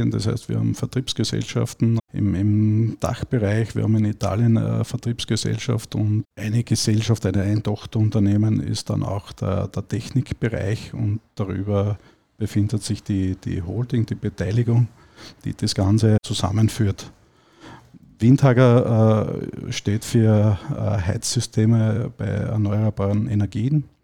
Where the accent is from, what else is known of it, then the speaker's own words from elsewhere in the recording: Styria, Austria; born there; moved away as an adult; now in Salzburg, Austria; bin gebürtiger Steirer und bin circa vor 21 Jahren dann nach Salzburg gekommen